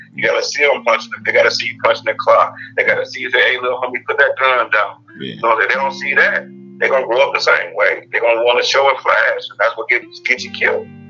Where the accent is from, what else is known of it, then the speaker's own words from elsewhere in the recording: Detroit, Michigan, United States; now in Georgia, United States; I'm from Detroit, Michigan. I grew up on the east side, Seymour and Chalmers area.